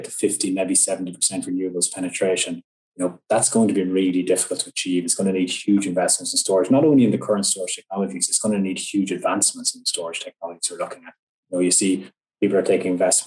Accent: Ireland; my home country, Ireland

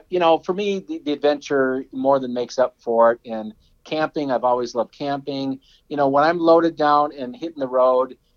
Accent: Wisconsin, United States; growing up in Wisconsin on a dairy farm, I mean, we lived like five miles out of town, and there wasn't that much to do.

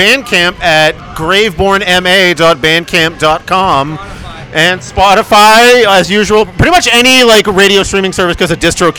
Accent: Boston, Massachusetts, United States; I'm a Boston bred, liberal as fuck out there, city living rat.

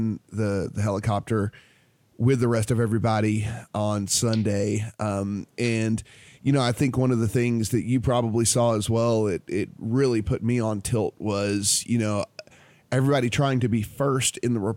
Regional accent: Louisiana, United States; I'm a kid from Louisiana

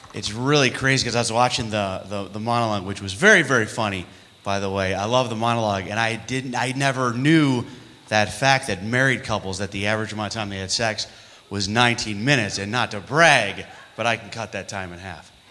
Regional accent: New York, United States; moved away; I'm from New York

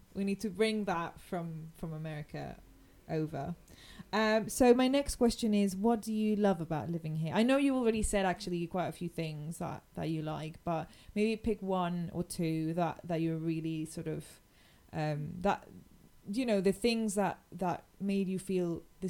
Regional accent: Mexico; now in London, United Kingdom; I grew up in Mexico, and like, my heart is

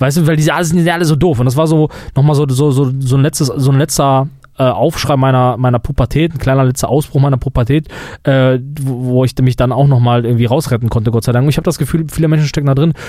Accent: Germany; wir Deutschen

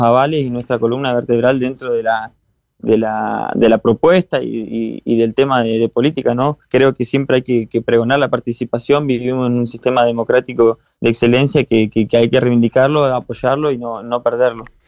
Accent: 28 de Julio, Chubut, Argentina; mi pueblo que me vio crecer y, me formó

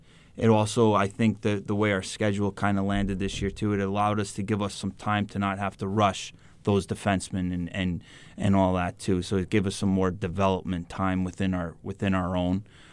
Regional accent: East Coast, United States; I'm from more down by, I'm from the East Coast.

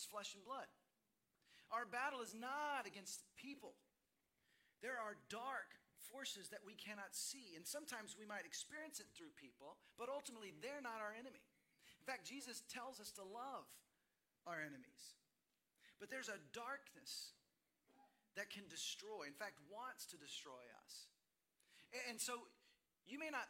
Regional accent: Dallas, Texas, United States; moved away as an adult; also born or lived in Seattle; My wife and I grew up in Dallas, Fort Worth

